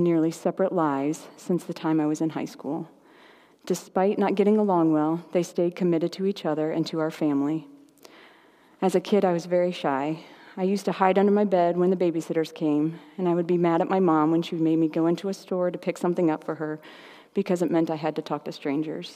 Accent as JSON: {"language": "English", "town": "Indianapolis", "region": "Indiana", "country": "United States", "tie": "born or raised there", "said": "We grew up in Indianapolis as a big Catholic family"}